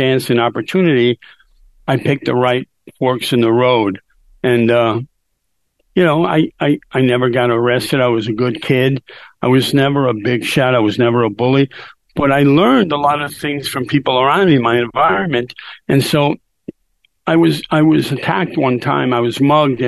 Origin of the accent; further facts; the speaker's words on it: New York City, New York, United States; I was born and raised in New York City. I grew up here.